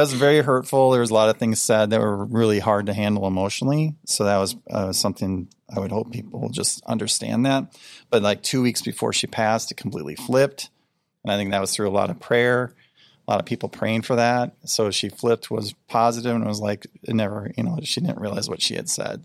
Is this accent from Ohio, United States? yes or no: no; Rochester, Minnesota, United States; now in Iowa, United States; where I grew up was in Rochester, Minnesota